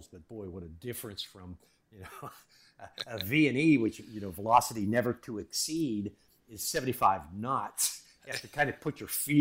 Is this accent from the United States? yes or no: yes; Pittsburgh, Pennsylvania, United States; Growing up in Pittsburgh